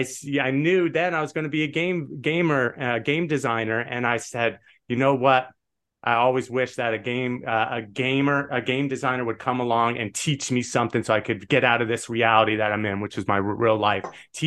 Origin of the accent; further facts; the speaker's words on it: Las Vegas, Nevada, United States; And we grew up in Vegas. My mom was a blackjack dealer. My dad was a craps dealer.